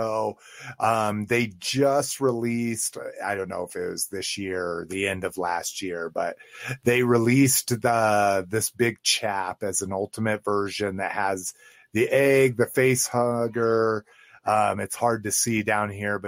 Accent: Mexico; growing up in Mexico

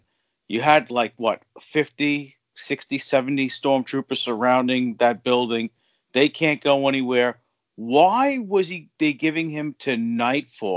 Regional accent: New York City, New York, United States; now in Long Island, United States; growing up in Queens

